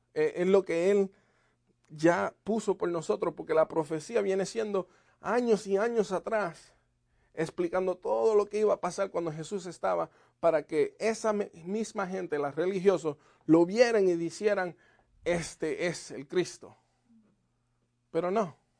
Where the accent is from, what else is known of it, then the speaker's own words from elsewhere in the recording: Puerto Rico; moved away; en Puerto Rico me diste vida